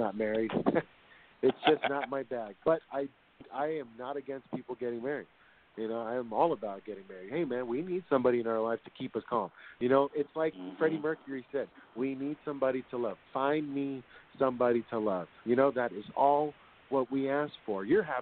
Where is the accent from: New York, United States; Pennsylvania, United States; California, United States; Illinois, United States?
California, United States; San Francisco; now in South San Francisco, United States; I grew up in San Francisco, born in San Francisco, raised over there in 25th in Van Ness